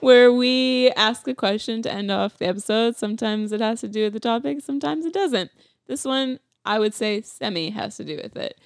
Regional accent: Calgary, Alberta, Canada; also born or lived in Saskatchewan; I grew up in Calgary, so winter was, like, a whole thing

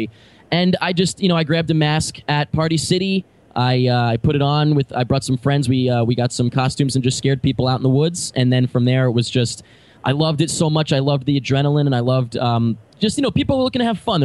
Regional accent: Long Island, New York, United States; I'm from Long Island, but I grew up there

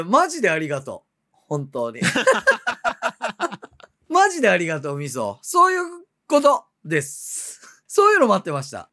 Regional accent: Kitakyushu, Fukuoka, Japan; moved away; 自分がこうそっちの方で育っちゃうき

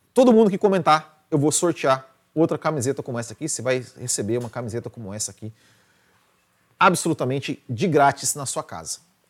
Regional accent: Mandaguari, Paraná, Brazil; moved away; Mandaguari, minha terra natal

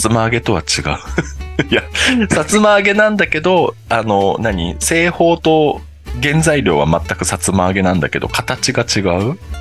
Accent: Saga, Japan; moved away; 僕の実家の佐賀の方

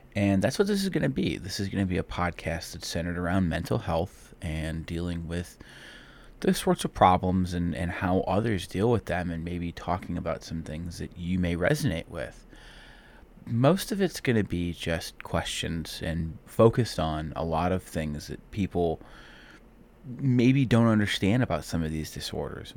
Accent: Cleveland, Ohio, United States; I'm from Cleveland, Ohio

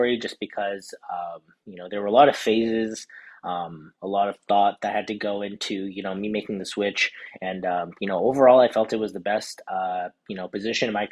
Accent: Houston, Texas, United States; also born or lived in Southern California; now in Dallas, United States; I'm originally from Houston

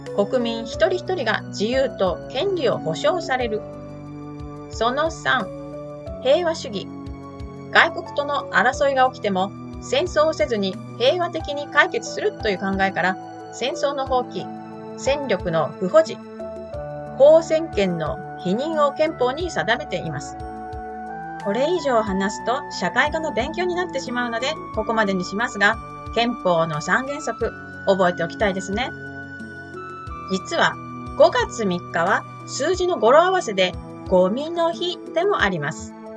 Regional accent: Kanto, Japan; now in Melbourne, Australia; 関東の出身

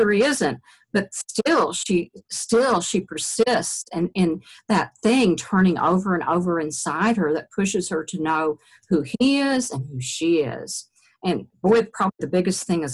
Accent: Eastern Kentucky, United States; moved away as an adult; also born or lived in Virginia; I wrote a collection for my thesis there at University of Virginia of stories about growing up in Eastern Kentucky

